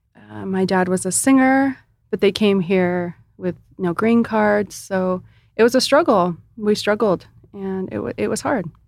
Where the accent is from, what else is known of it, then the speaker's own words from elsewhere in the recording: Imperial Beach, California, United States; I started off in Imperial Beach